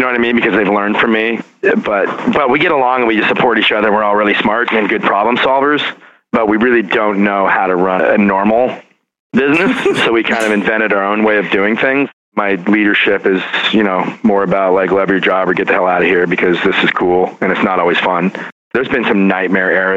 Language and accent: English; rural Oregon, United States; also born or lived in Portland, Oregon / New York City; now in Philadelphia, United States; my hometown, rural Oregon